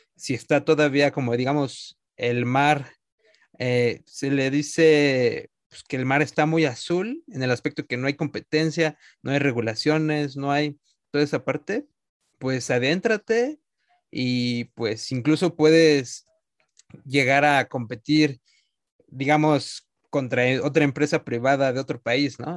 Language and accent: Spanish; Mexico; nuestro país